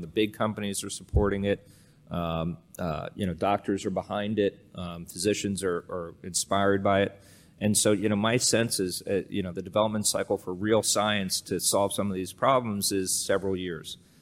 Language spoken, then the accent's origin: English; outside Allentown, Pennsylvania, United States; I grew up in Pennsylvania, uh, outside of, uh, a town called Allentown